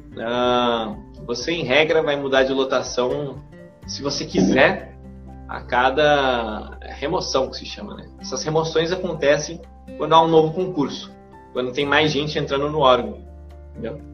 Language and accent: Portuguese; São José dos Campos, São Paulo, Brazil; moved away as an adult; also born or lived in Rio de Janeiro; now in Santarém, Brazil; Hoje eu moro aqui em Santarém, no Pará. Ah, mas eu sou natural de São Paulo, né? De São José dos Campos.